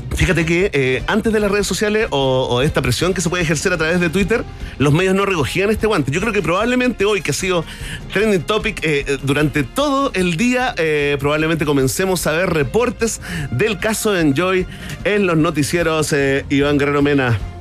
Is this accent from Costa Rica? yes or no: no; Chile; como buenos chilenos, sí, como buenos chilenos y periodistas promedio